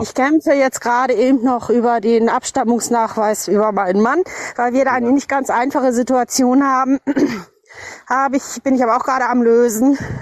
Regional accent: North Rhine-Westphalia, Germany; ich bin aus der Preußenprovinz Westfalen

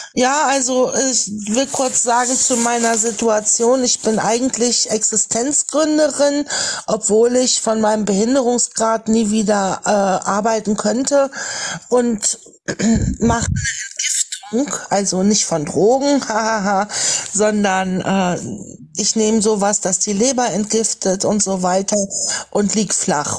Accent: Lower Saxony, Germany; ich bin wie gesagt in Niedersachsen groß geworden

